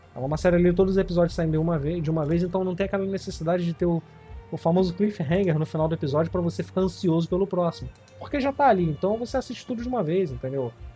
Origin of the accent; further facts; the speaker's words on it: Rio de Janeiro, Brazil; eu sou do Rio